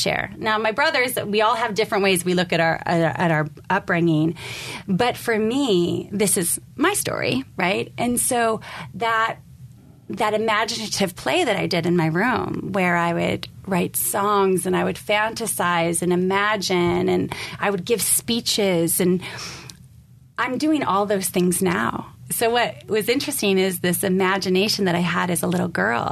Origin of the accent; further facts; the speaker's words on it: San Carlos, California, United States; we grew up in San Carlos